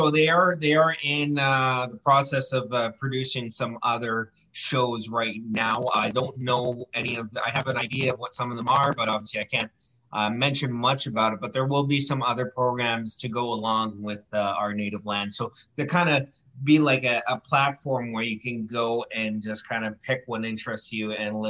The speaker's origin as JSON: {"language": "English", "town": "Campbell River", "region": "British Columbia", "country": "Canada", "tie": "born or raised there", "said": "I grew up in Campbell River for most of my adolescent life on the Humalco Reserve, which is just on the outskirts of Campbell River by the airport. And I went to school there."}